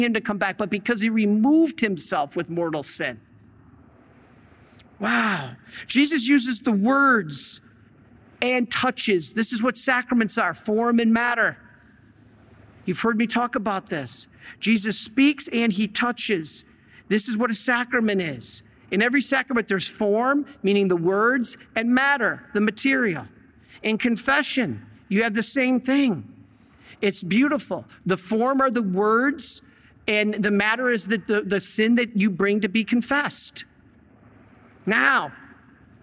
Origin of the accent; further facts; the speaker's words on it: Monroe, Michigan, United States; I'm from Monroe, Michigan